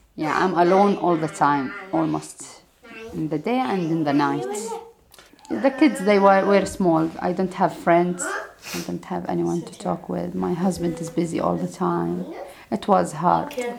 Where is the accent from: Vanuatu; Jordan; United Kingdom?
Jordan; English is a second language; moved away as an adult; now in Denmark; I am from Jordan. Oh. Yeah, I'm Jordanian